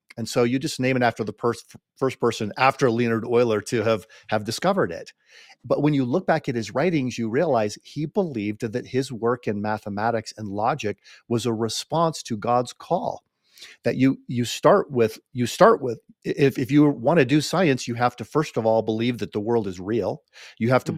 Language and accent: English; United States; we we Americans appreciate about being an American